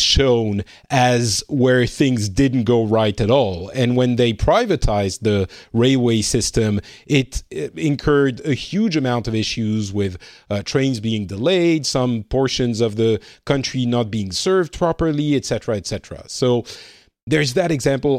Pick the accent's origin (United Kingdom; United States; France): France; moved away as an adult; now in Finland; I am from France slash more and more time spent in Finland these days